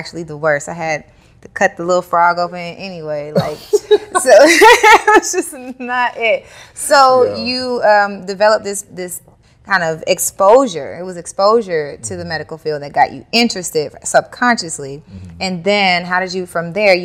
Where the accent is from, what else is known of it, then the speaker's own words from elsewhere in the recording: the South, United States; growing up in the South